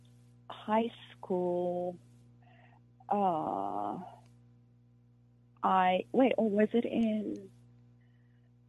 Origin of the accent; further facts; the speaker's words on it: South Africa; first language Afrikaans; English is a second language; moved away as an adult; now in United States; I'm from South Africa